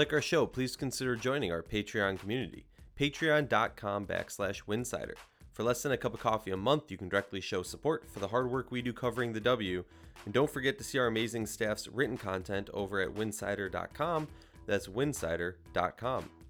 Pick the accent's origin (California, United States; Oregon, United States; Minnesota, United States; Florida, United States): Minnesota, United States; I grew up in Minnesota.